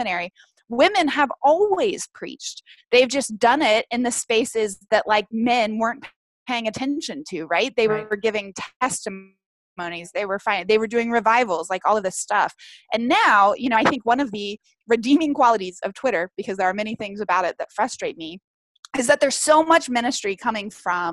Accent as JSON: {"language": "English", "region": "the South", "country": "United States", "tie": "born or raised there", "said": "growing up in the South"}